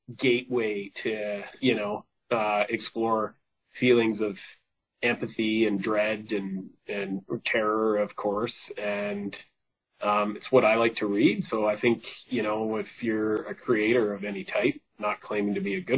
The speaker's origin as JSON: {"language": "English", "region": "British Columbia", "country": "Canada", "said": "I'm Canadian, but I identify as a British Columbian first"}